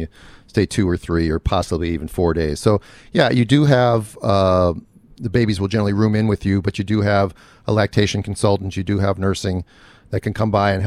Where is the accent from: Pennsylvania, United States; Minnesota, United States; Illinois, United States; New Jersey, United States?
Minnesota, United States; moved away; I'm from the Midwest. I'm a Minnesotan born, raised there